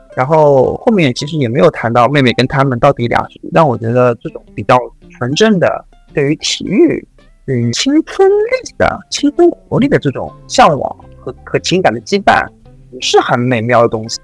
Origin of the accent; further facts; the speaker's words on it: China; 我们作为一个中国人